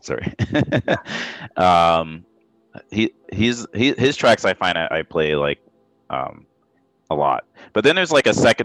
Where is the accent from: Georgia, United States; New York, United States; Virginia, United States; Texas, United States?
New York, United States; New York City; I grew up in New York listening in Queens. That's where I was born